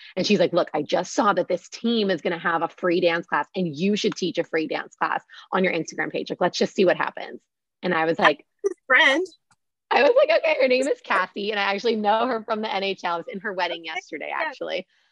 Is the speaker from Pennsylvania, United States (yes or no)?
yes; Pittsburgh, Pennsylvania, United States; moved away; growing up in Pittsburgh, we did not have any Steelers cheerleaders